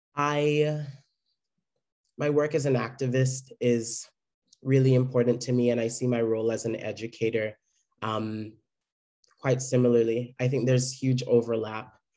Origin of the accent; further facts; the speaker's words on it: Jamaica; now in San Francisco, United States; Growing up in Jamaica